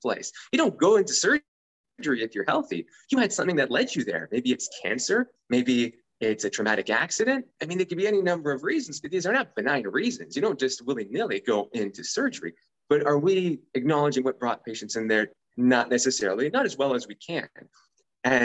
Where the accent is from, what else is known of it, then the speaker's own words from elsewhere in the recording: San Francisco Bay Area, California, United States; I was originally an engineer where I grew up in the San Francisco Bay Area